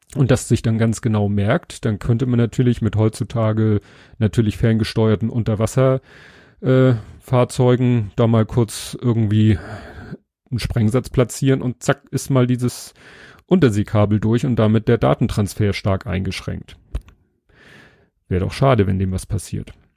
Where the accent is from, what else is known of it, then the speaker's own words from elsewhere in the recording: Hamburg, Germany; was ich als Hamburger kenne